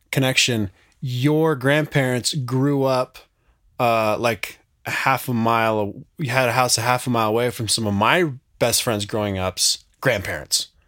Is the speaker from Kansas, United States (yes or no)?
no; Montana, United States; now in Wyoming, United States; I grew up in Montana and now live 100 miles south in Wyoming with my wife and four kids.